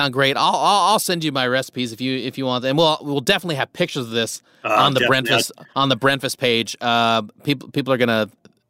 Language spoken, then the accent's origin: English; Nebraska, United States; I grew up in Nebraska.